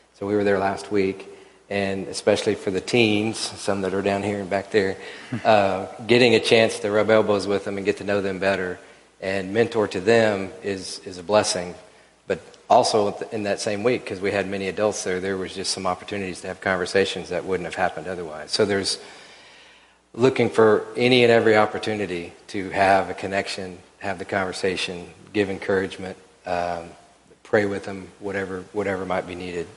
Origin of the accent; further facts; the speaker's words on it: Oklahoma City, Oklahoma, United States; now in Wichita, United States; I grew up in Oklahoma City